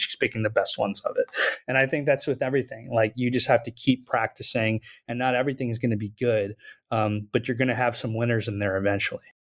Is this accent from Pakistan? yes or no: yes; Pakistan; moved away as an adult; now in United States; I grew up in Pakistan and I came to the U S for college